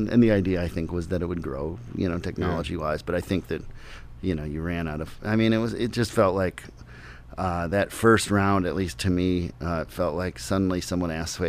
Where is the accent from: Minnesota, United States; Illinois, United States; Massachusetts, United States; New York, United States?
Minnesota, United States; Minneapolis; when I started to go see things growing up in Minneapolis